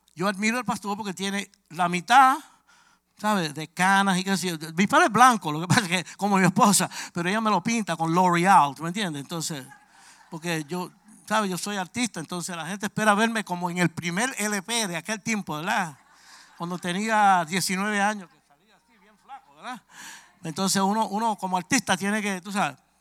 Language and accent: Spanish; New York City, New York, United States; Yo soy de Brooklyn, Nueva York